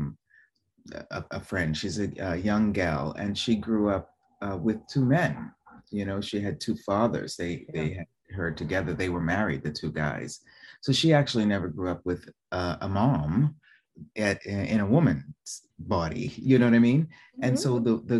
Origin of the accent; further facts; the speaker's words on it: Boston, Massachusetts, United States; moved away as an adult; also born or lived in New York; now in Italy; originally from Boston, living in New York